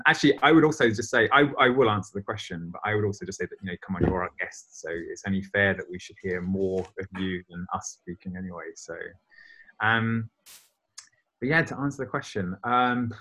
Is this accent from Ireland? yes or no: no; United Kingdom; now in Berlin, Germany; I'm a Brit